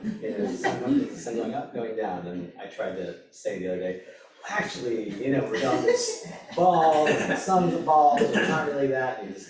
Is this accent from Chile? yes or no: no; India; I'm a man, I'm Indian, I'm a holistic healer, I'm an athlete, I'm a father, I'm a husband, I'm a Sangha member